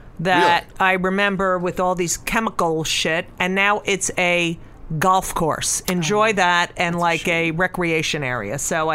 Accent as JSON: {"language": "English", "town": "Clark", "region": "New Jersey", "country": "United States", "tie": "born or raised there", "said": "I grew up in Clark."}